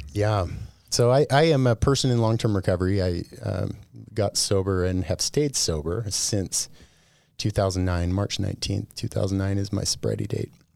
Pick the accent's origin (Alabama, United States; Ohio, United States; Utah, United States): Utah, United States; Bountiful; also born or lived in Oakland, California; now in Boise, United States; I was born in Oakland, California, but when I was really young, we moved into, uh, the Bountiful area here in Utah